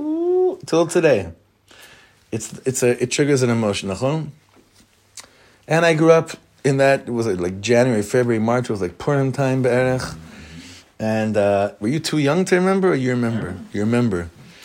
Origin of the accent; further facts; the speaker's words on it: Israel; You know, I grew up in Israel Milchemet HaMifratz, the Gulf War. Yeah, we were living here